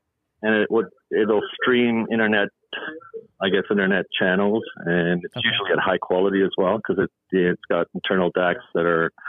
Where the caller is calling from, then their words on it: Toronto, Ontario, Canada; I'm calling from Z-Tasca. Toronto, Canada.